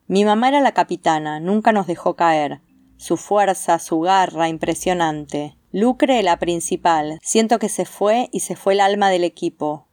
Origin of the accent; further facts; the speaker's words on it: Godeken, Santa Fe, Argentina; moved away as an adult; now in Rosario, Argentina; Nosotros somos de un pueblo muy pequeño que se llama Godeken, en el sur de Santa Fe, a 150 kilómetros de Rosario, ciudad donde yo vivo hace tiempo, desde el 2003, que me vine a estudiar licenciatura en comunicación social y acá me quedé